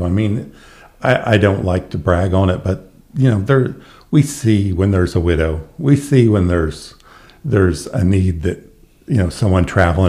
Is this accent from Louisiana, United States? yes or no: no; Guthrie, Oklahoma, United States; they were coming to my hometown.